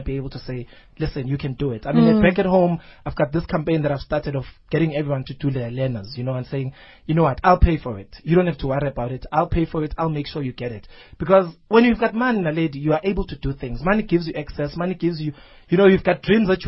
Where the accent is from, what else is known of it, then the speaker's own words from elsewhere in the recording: Nongoma, KwaZulu-Natal, South Africa; also born or lived in Newcastle, South Africa; now in Johannesburg, South Africa; my hometown, Kwanongoma